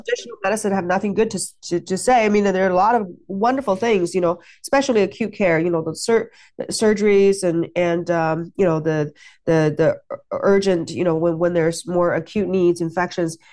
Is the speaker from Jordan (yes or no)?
no; China; moved away; I grew up in China